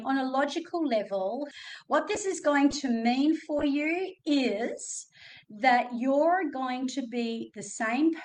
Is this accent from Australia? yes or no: yes; Australia; accent: Australian; my Australian accent